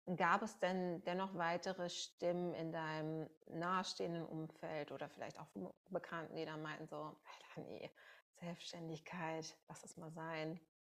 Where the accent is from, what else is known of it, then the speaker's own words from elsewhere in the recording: Münsterland, North Rhine-Westphalia, Germany; now in Berlin, Germany; ich komme ursprünglich aus dem Münsterland